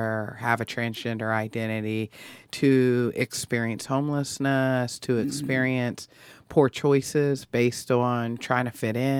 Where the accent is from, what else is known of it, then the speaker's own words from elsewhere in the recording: Midwest, United States; grown up as we are in the Midwest